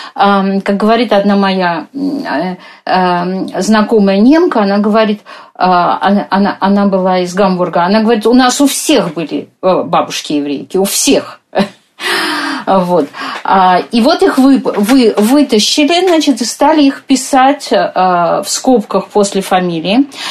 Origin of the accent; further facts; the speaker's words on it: Moscow, Russia; как мы вот с вами, москвички